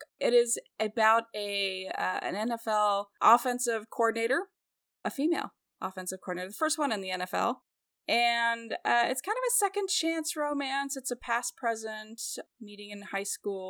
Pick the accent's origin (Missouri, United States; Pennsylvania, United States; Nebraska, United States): Missouri, United States; Kansas City; I'm from Kansas City where Patrick Mahomes is